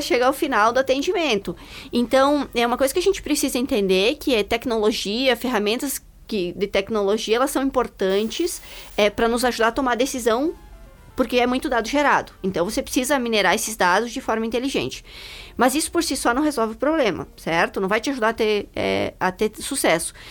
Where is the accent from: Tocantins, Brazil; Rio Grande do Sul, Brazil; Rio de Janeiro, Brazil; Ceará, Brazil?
Rio Grande do Sul, Brazil; interior of; moved away; also born or lived in United States; eu nasci lá no interior do Rio Grande do Sul, né? Já andei um pouco por esse país, morei nos Estados Unidos.